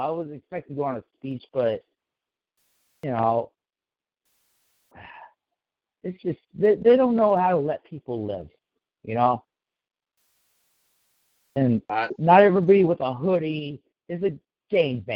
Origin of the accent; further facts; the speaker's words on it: Sacramento, California, United States; I don't live in Oak Park currently, but I used to live in Oak Park, which is a major part of Sacramento in the city